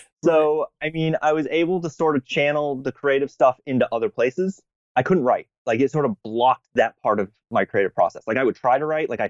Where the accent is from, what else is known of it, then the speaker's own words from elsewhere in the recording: New England, United States; I'm from New England